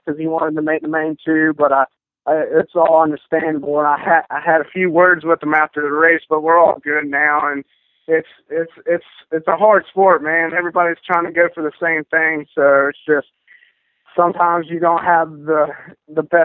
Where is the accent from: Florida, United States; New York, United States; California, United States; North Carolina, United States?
North Carolina, United States; I'm from North Carolina. We have bad weather all the time up there. It'd be good for one week and then it'd rain for a whole nother weekend. So I've definitely, just growing up in North Carolina